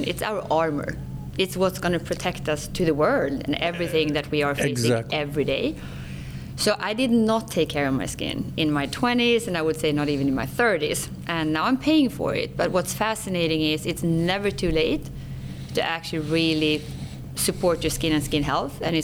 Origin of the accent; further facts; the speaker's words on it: Sweden; accent: Swenglish; English is a second language; moved away; I'm born and raised in Sweden, so far north in Europe, in the Scandinavian countries. So I speak Swenglish